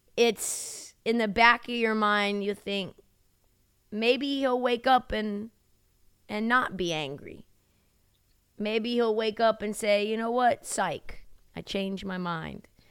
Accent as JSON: {"language": "English", "town": "Portland", "region": "Oregon", "country": "United States", "tie": "born or raised there", "also_born_or_lived": "Humboldt County, California", "said": "I'm not only from Portland, shout out to my roots, Benson High School, Harriet Tubman Middle School, Applegate Elementary, those are my stripes."}